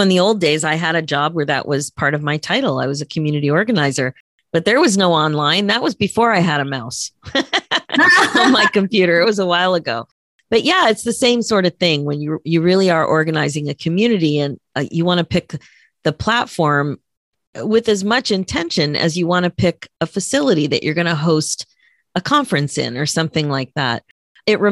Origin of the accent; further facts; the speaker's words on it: Pennsylvania, United States; now in Toronto, Canada; Where I grew up in Pennsylvania